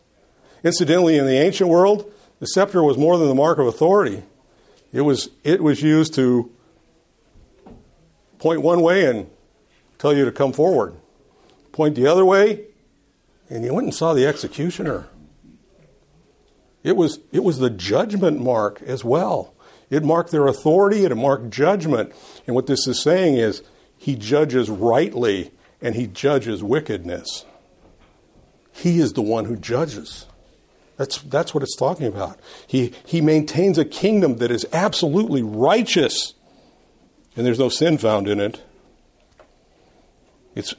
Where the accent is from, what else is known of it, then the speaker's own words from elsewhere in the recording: Los Angeles, California, United States; moved away; I lived in Los Angeles